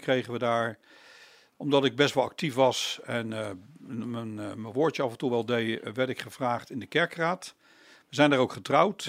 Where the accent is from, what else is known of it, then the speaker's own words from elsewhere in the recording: The Hague, South Holland, Netherlands; En ben heel snel verhuisd naar Loosduinen. Dus ik zeg altijd, ik ben een peenbuiker